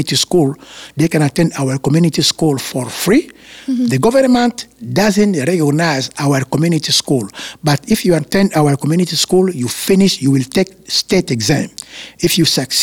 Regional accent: Kinshasa, DR Congo; moved away; I was born in Kinshasa

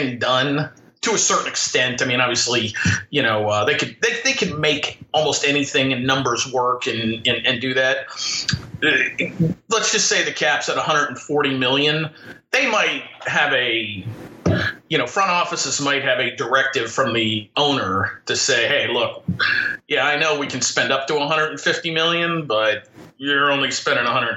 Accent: Fort Lauderdale, Florida, United States; I grew up in Fort Lauderdale, and it back then, South Florida was kind of the Wild West

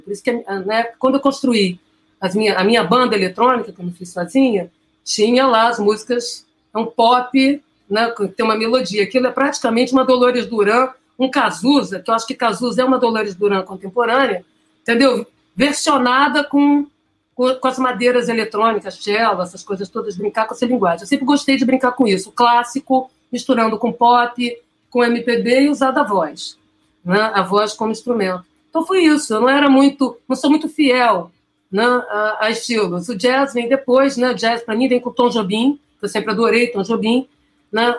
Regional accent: Santo Antônio de Pádua, Rio de Janeiro, Brazil; em Santo Antônio de Pádua, que é onde eu nasci

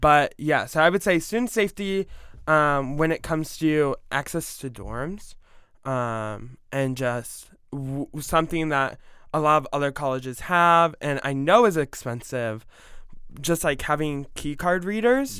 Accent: Ohio, United States; now in Georgia, United States; I grew up with it in Ohio

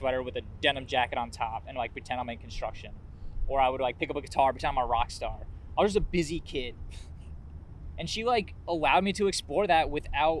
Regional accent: Warwick, New York, United States; I grew up in Warwick, New York, just out, like, an hour north of the city

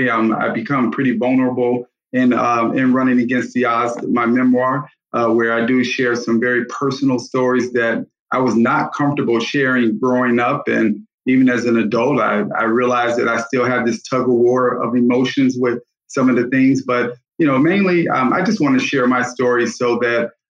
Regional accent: Gary, Indiana, United States; I grew up in Gary, Indiana

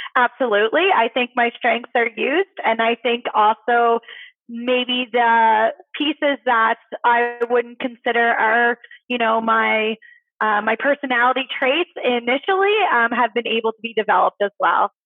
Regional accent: Nova Scotia, Canada; moved away; originally, I am from Nova Scotia

